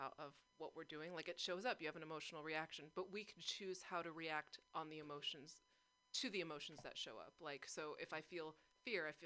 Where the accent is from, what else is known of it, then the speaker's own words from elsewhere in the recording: San Francisco, California, United States; I've been in the Bay my whole life